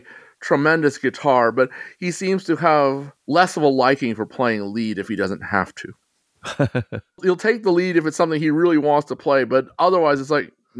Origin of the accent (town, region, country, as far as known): Texas, United States